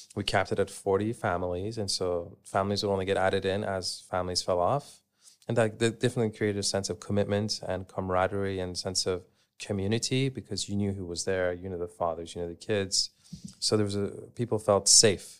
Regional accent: Canada; moved away as an adult; I grew up in Canada, and growing up, I would go, uh, camping with my family.

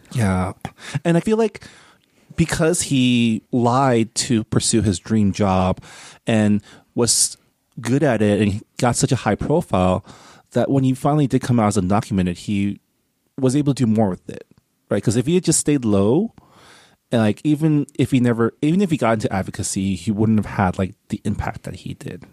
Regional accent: San Gabriel Valley, California, United States; also born or lived in Canada; I grew up in in Enclave, I grew up in the San Gabriel Valley

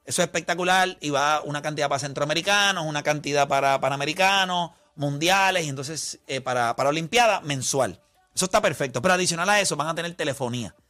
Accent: Puerto Rico; somos puertorriqueños

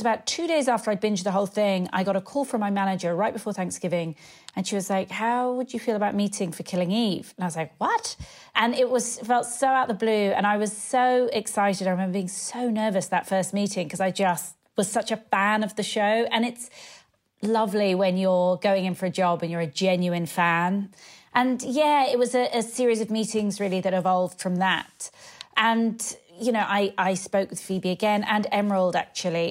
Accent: United Kingdom; moved away as an adult; also born or lived in London; now in Los Angeles, United States; I live in L A and, uh, being British

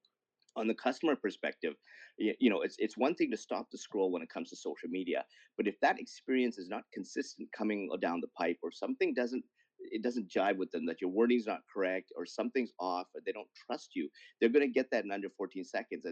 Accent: Canada; as a Canadian

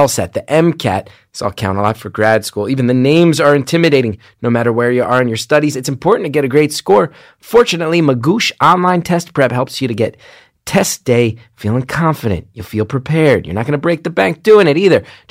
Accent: New Jersey, United States; born or raised there

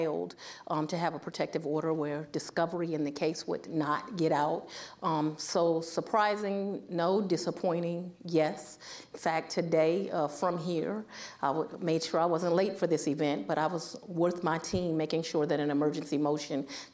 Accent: Washington, District of Columbia, United States; moved away; I'm from the Washington, D.C. area

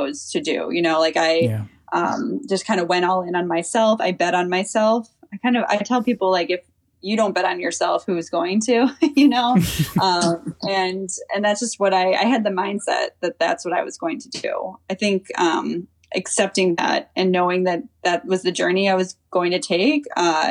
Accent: Chicago, Illinois, United States; I grew up in Chicago

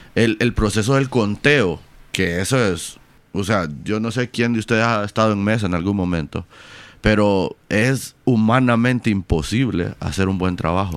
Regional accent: Honduras; como, como hondureños

